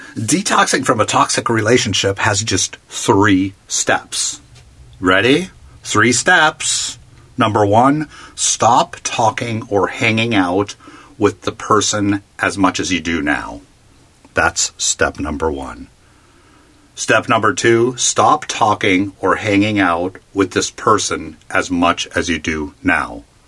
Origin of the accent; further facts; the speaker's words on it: Palm Springs, California, United States; my hometown of Palm Springs, California